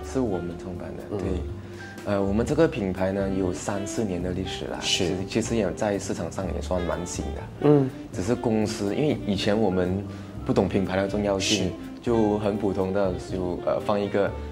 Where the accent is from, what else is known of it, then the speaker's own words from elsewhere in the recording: Bentong, Pahang, Malaysia; 我们那边当地人广西人比较多